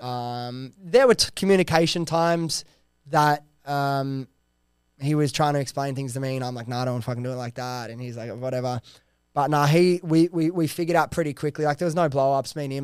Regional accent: Sydney, New South Wales, Australia; I was this kid from Western Sydney

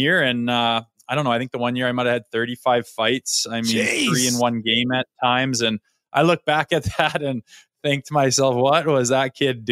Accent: Olds, Alberta, Canada; my hometown

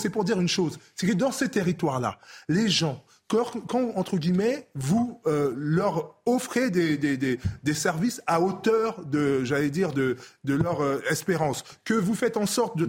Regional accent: Clichy-sous-Bois, Île-de-France, France; also born or lived in Congo-Brazzaville; j'ai grandi à Clichy-sous-Bois Montfermeil

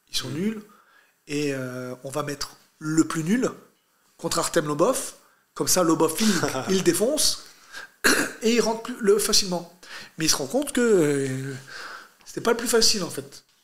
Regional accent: France; also born or lived in Brazil; je suis un Algérien né en France

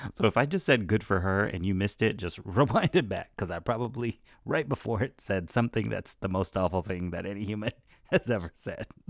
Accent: Alabama, United States; my hometown in Alabama

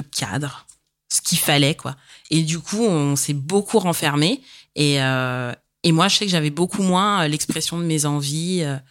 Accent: Paris region, Île-de-France, France; j'ai 32 ans et je suis de région parisienne.

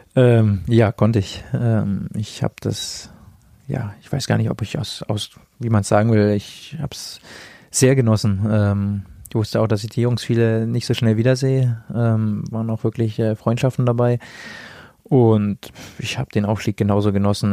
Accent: the North, Northern Germany, Germany; now in Nuremberg, Germany; ich komme ja aus dem Norden, da spricht man nicht so viel über Gefühle

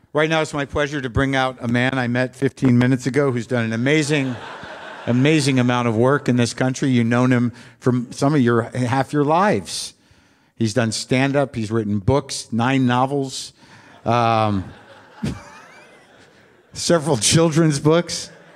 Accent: New Mexico, United States; I grew up in New Mexico

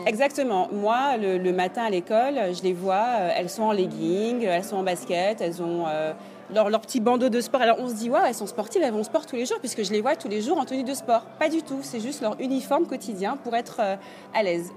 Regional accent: Paris, Île-de-France, France; moved away as an adult; now in New York, United States; je suis arrivée en tant que parisienne

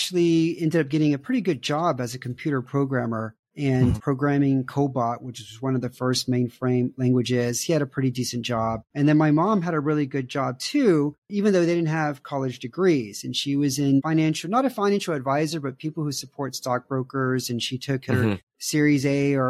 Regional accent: Houston, Texas, United States; moved away as an adult; now in Romania; Houston is where I grew up

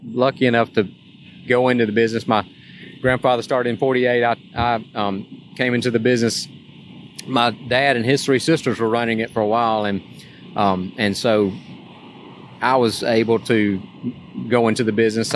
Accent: Tuscaloosa, Alabama, United States; I growing up in Tuscaloosa

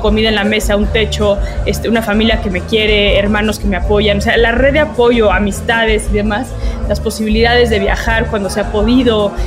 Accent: Mexico

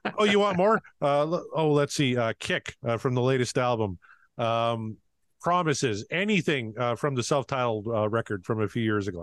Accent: Canada; I'm very Canadian

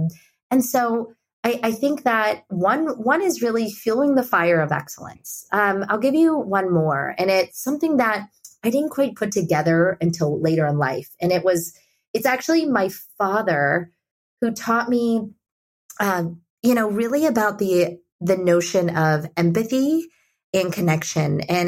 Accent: India; And I think that there's this level of generosity and empathy, especially growing up in India, that that he's taught me and allowed me to bring to my work

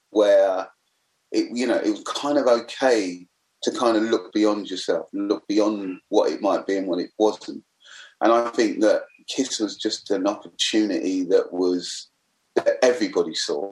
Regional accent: London, United Kingdom; also born or lived in Forest Gate; I was a black kid, lived growing up in the East End.

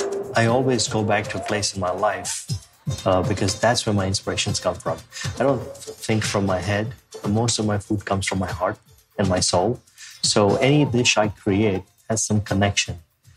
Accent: India; moved away; these memories of me growing up in India

